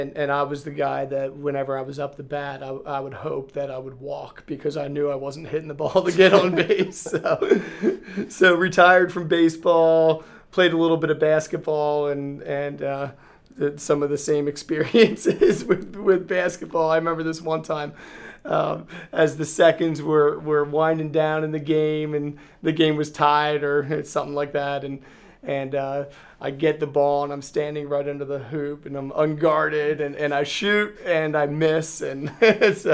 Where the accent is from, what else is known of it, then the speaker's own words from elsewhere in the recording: Reading, Pennsylvania, United States; I am from Reading, Pennsylvania. I grew up right outside in the suburbs of Reading